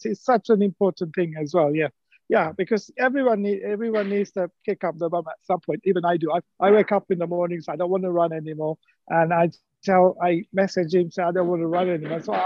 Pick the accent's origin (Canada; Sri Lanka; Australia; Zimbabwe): Sri Lanka; moved away; I'm from Sri Lanka